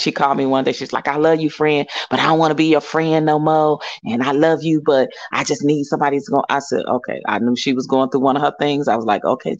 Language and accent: English; Chicago, Illinois, United States; I'm from Chicago, the South Side, but I hung out on the West Side a lot.